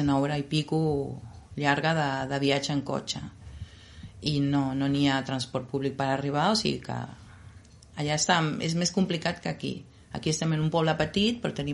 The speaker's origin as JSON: {"language": "Catalan", "town": "Jáuregui", "region": "Buenos Aires Province", "country": "Argentina", "tie": "born or raised there", "second_language": "Catalan", "moved": "yes", "lives_now": "Gelida, Spain", "said": "Nosaltres vam néixer en un poble que està a 70 quilòmetres de Buenos Aires, que es diu Jauregui. És un poble petit"}